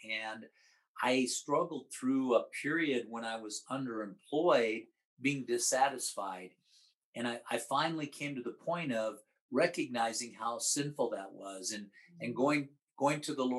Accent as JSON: {"language": "English", "region": "Midwest", "country": "United States", "tie": "born or raised there", "said": "And I grew up in the Midwest where it's, where it's horrible."}